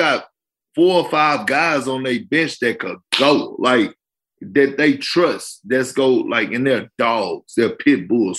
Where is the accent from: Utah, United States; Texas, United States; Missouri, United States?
Texas, United States; Beaumont; Yeah, I'm not from Houston. I'm not from Houston. So at the end of the day, I'm from Beaumont, Texas.